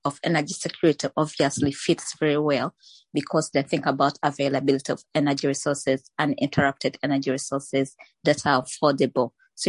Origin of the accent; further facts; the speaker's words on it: Uganda; I'm from Uganda